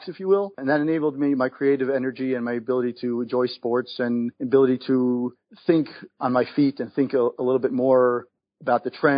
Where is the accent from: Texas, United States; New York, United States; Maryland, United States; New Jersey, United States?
New York, United States; moved away as an adult; now in Israel; I was born and raised in New York.